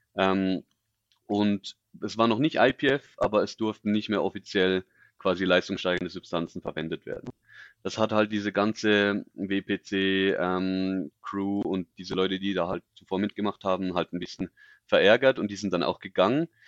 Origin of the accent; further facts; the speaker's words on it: Switzerland; ich bin aus der Schweiz